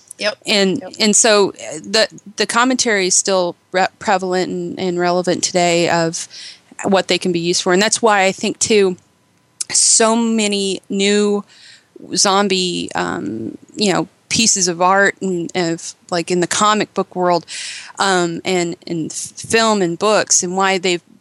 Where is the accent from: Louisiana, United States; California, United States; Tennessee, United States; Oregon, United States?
Oregon, United States; Eugene; it's actually set in Eugene, Oregon, my hometown.